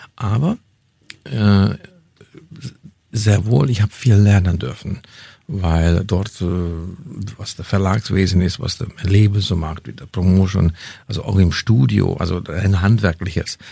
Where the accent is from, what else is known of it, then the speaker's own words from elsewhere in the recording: Hungary; first language Hungarian; German is a second language; moved away as an adult; also born or lived in Bavaria, Germany; now in Germany; meine kulturelle Wurzel in Ungarn habe, das ist meine Muttersprache, das ist, ich kenne die Kultur.